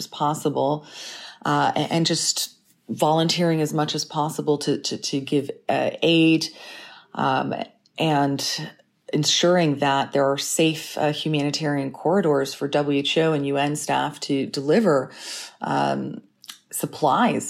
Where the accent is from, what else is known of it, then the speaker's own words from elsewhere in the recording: Canada; also born or lived in Ukraine; now in London, United Kingdom; I'm Ukrainian Canadian